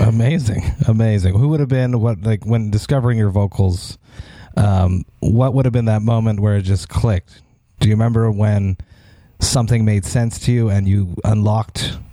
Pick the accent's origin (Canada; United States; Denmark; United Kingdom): Canada; Montreal, Quebec; I'm from Montreal